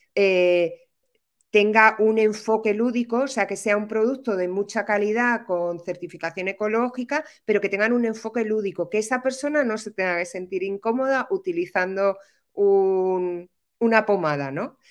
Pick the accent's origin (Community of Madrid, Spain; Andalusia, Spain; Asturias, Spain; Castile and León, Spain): Community of Madrid, Spain; Madrid; moved away as an adult; now in Málaga, Spain; Vivo en Málaga. Soy madrileña, ¿eh? pero vivo en Málaga desde hace muchos años, pues desde el 2008 así